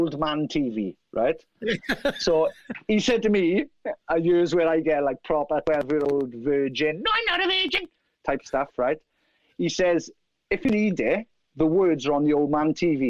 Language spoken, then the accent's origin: English; Merthyr Tydfil, Wales, United Kingdom; Merthyr Tydfil